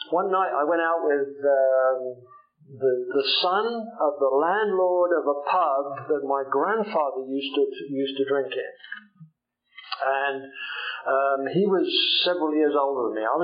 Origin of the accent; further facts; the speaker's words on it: Jersey; I come from Old Jersey. Old Jersey is a little island uh, just off the coast of France that still belongs to, still belongs to England somehow.